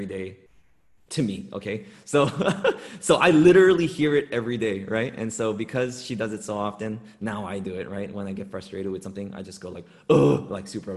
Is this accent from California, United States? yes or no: yes; Los Angeles, California, United States; I grew up in Los Angeles, in urban Los Angeles